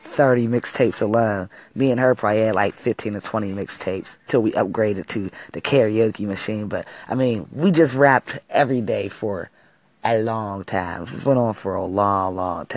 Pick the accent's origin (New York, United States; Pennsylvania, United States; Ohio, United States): Pennsylvania, United States; Wilkinsburg; also born or lived in Pittsburgh, Pennsylvania; I'm from Wilkinsburg, though. Wilkinsburg is my hometown